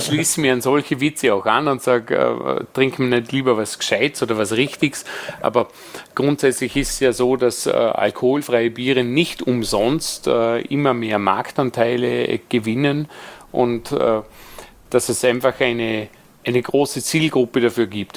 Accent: Vorarlberg, Austria; moved away; als Vorarlberger

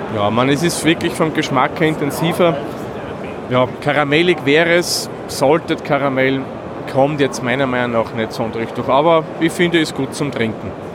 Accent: Waldviertel, Lower Austria, Austria; gebürtiger Waldviertler bin ich

